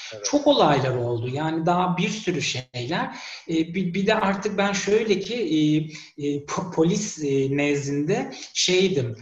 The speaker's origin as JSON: {"language": "Turkish", "country": "Turkey", "moved": "as an adult", "said": "ben 40 yaşından sonra e, memleketimi terk etmek zorunda kalan bir kişiyim."}